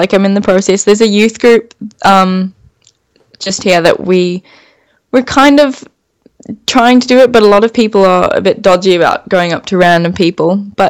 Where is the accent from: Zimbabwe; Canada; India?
Zimbabwe; now in St. George, Australia; Yeah, I'm from Zimbabwe originally